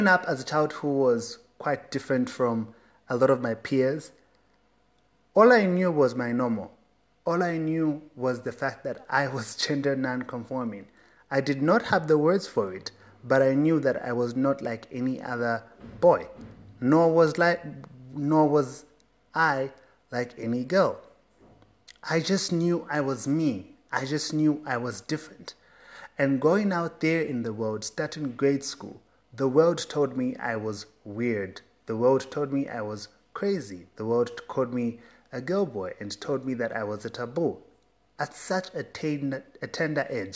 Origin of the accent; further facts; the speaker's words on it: Zambia; I grew up in Zambia, a country that considers itself a Christian nation